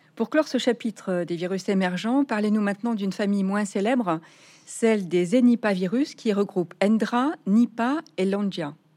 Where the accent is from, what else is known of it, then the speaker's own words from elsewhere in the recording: Nouvelle-Aquitaine, France; chez nous en Nouvelle-Aquitaine